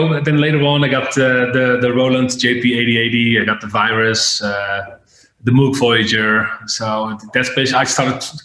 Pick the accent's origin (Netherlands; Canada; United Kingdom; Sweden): Netherlands; Breda, North Brabant; My real residency was in a club in my hometown in Breda.